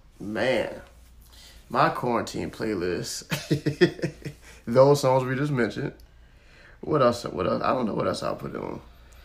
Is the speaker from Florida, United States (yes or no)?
yes; Florida, United States; I'm from Florida.